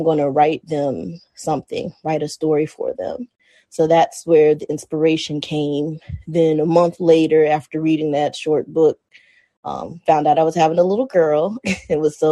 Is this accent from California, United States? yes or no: no; Hampton, Virginia, United States; growing up in Hampton City school system here